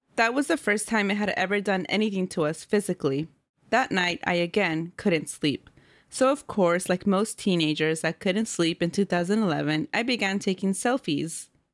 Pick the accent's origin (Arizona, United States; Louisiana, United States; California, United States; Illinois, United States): California, United States; Oakland; also born or lived in Central Valley, California; I grew up in Oakland, California, and then we moved to the Central Valley.